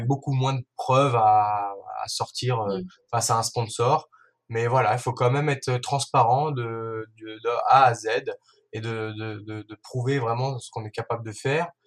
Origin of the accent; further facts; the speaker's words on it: Ain, Auvergne-Rhône-Alpes, France; moved away as an adult; also born or lived in Savoie; je suis de l'Ain